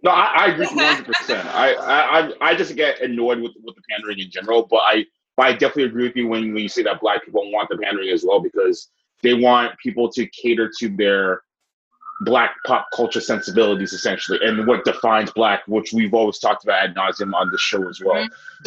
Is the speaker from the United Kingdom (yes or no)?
no; Ghana; also born or lived in Nigeria; me as a Ghanaian in Nigeria